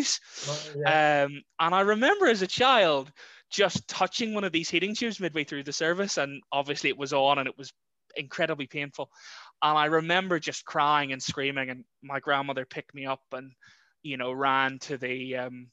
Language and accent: English; Larne, Northern Ireland, United Kingdom; moved away as an adult; also born or lived in Carrickfergus / Guernsey; now in Ringwood, United Kingdom; I'm originally from Larne/Carrickfergus. Spent my childhood between the two towns, really, and lived there till just over 5 years ago.